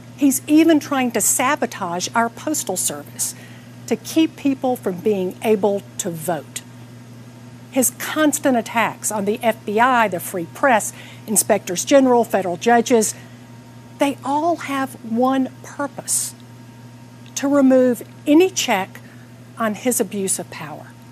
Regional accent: Atlanta, Georgia, United States; I'm here in my hometown of Atlanta

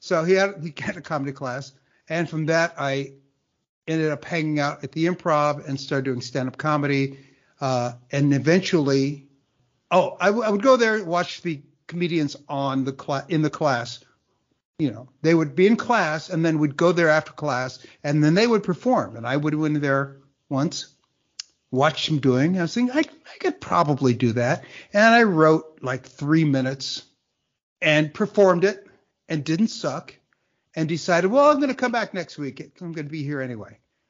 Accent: Compton, California, United States; also born or lived in San Fernando Valley, California; I grew up in Compton, California, as in straight out of Compton. But then my mother and I moved to the San Fernando Valley

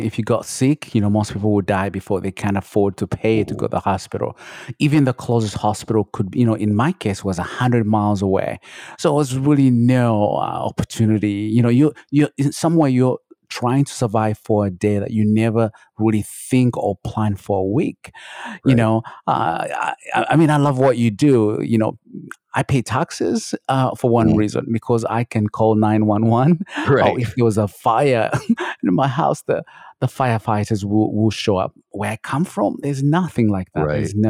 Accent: Kabale, Western Region, Uganda; I was born and raised in Uganda, the border of Uganda and Rwanda, in a small village called Kabale. That's where I was born.

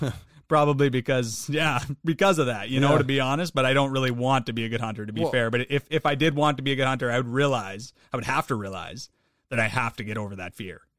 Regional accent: Canada; I'm Canadian.

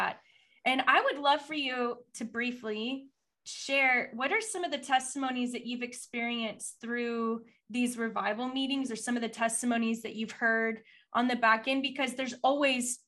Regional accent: Texas, United States; I'm a Texan

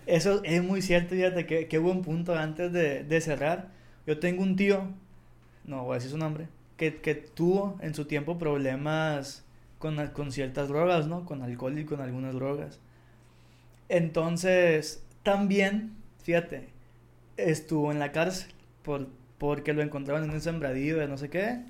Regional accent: Mexico; en México o en mi país o en mi ciudad

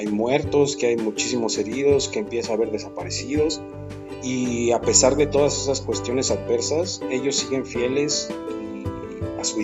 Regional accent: Mexico; Como mexicanos, sí, todos nos quejamos y todo, todo se lo delegamos al gobierno

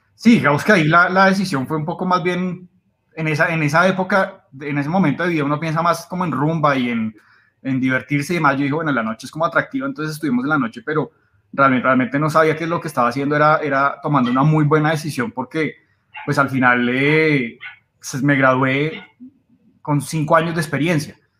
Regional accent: Bogotá, Colombia; bogotano, 34 años

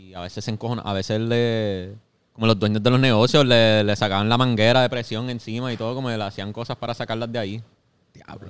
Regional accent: Puerto Rico

